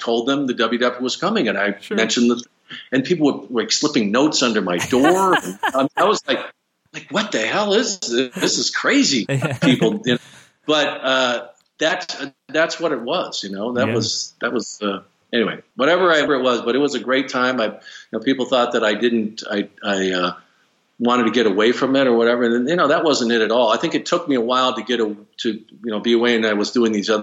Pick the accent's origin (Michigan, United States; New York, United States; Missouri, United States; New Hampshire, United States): New York, United States; I was born in New York